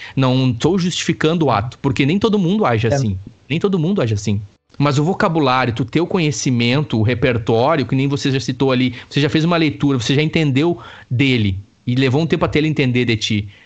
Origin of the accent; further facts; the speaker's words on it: Brazil; moved away as an adult; now in Dublin, Ireland; eu sou do Brasil